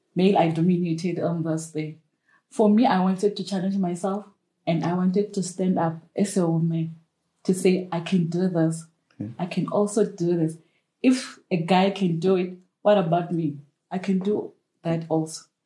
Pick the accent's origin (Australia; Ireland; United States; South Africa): South Africa; Limpopo; I'm from Limpopo.